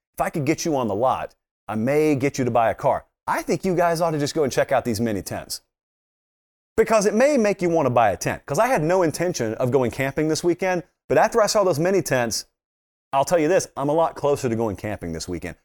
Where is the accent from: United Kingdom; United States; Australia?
United States; Fortson, Georgia; I'm from Fortson, Georgia, and we are Fortsonians